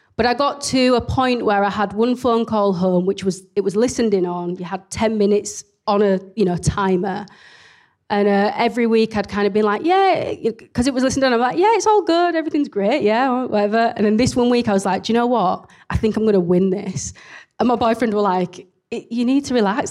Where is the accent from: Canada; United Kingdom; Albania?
United Kingdom; Leeds, Yorkshire and the Humber; accent: very strong accent (Leeds); I'm based in Leeds. You can probably tell from my very strong accent